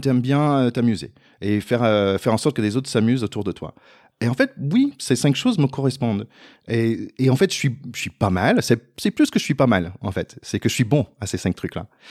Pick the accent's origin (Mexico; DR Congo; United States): United States; French is a second language; moved away; je suis américain